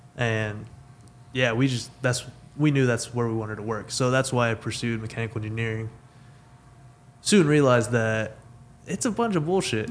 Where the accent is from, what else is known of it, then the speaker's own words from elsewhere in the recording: Weatherford, Texas, United States; Born and raised in Weatherford, Texas